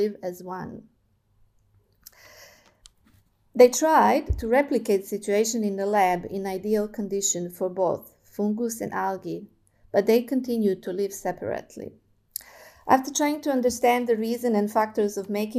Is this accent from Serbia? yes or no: yes; Serbia; moved away as an adult; also born or lived in Germany / Melbourne, Australia / China; now in Belgrade, Serbia; I was born in Germany, but I've grown up in Yugoslavia with my grandparents' country that doesn't exist anymore